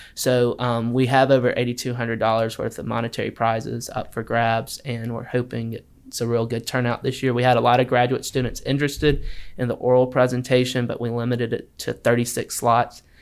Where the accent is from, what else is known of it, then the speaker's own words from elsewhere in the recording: Wetumpka, Alabama, United States; I'm originally from Wetumpka, Alabama